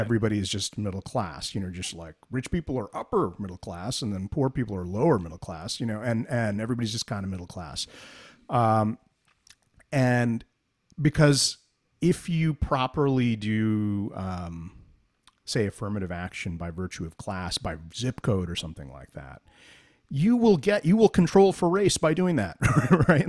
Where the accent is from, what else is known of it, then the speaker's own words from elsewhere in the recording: New Jersey, United States; we're both from Jersey